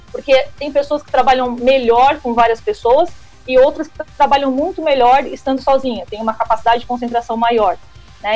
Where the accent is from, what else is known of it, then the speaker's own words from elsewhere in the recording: Criciúma, Santa Catarina, Brazil; moved away as an adult; now in São Paulo, Brazil; sou da terrinha, sou de Criciúma, estou aqui em São Paulo desde 2017